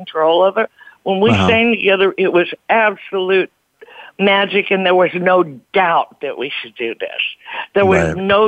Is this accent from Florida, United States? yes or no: no; East St. Louis, Illinois, United States; I'm from East St. Louis, where we have horns and Hammond B3 organs